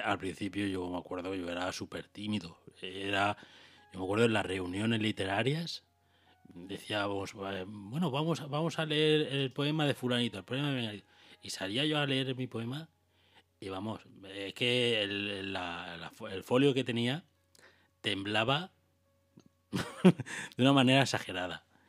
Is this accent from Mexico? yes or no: no; Águilas, Region of Murcia, Spain; now in Valencia, Spain; por mi pueblo, por Águilas